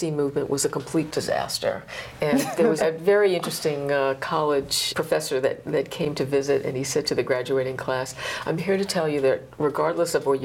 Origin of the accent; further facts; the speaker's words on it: New York City, New York, United States; I'm from the Bronx